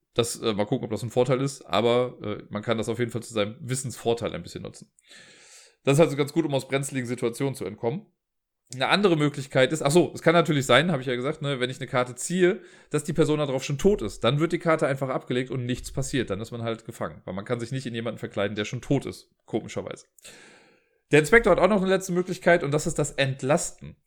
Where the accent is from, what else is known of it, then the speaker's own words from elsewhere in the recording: Cologne, North Rhine-Westphalia, Germany; accent: Kölsch; mit meinem Kölschen Akzent